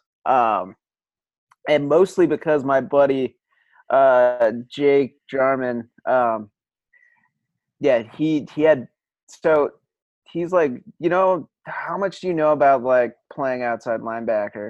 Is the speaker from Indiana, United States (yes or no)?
no; Colorado, United States; Growing up in Colorado